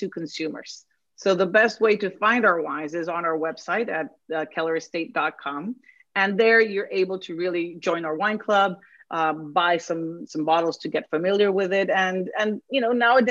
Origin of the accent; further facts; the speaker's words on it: Mexico City, Mexico; now in Petaluma, United States; I was born and raised in Mexico City